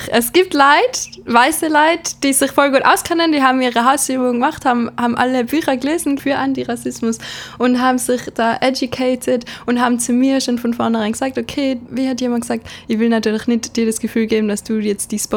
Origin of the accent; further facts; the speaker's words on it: Tyrol, Austria; Ich bin im Ötztal in Tirol aufgewachsen und habe dann in London Schauspiel studiert